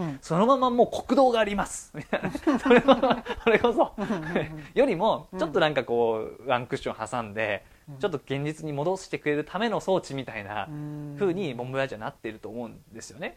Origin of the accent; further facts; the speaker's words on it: Chiba area, Japan; 僕は千葉の方の出身